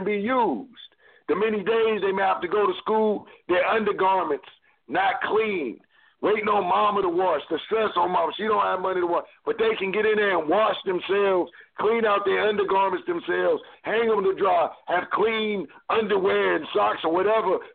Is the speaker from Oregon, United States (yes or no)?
no; Cleveland, Ohio, United States; I'm from Cleveland